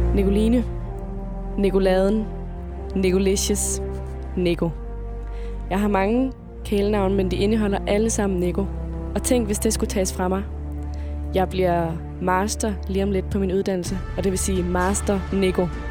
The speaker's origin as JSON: {"language": "Danish", "area": "Funen", "region": "Southern Denmark", "country": "Denmark", "tie": "born or raised there", "moved": "as an adult", "lives_now": "Copenhagen, Denmark", "said": "Hele mit liv, der har jeg boet på Fyn. Nu er jeg flyttet til København"}